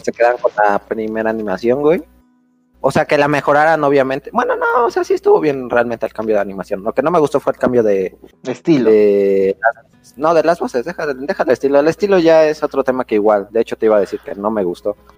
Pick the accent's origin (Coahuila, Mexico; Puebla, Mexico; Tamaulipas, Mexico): Puebla, Mexico; somos de Puebla